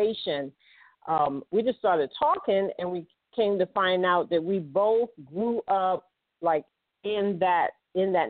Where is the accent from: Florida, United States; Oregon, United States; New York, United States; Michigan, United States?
New York, United States; New York City; I grew up in Harlem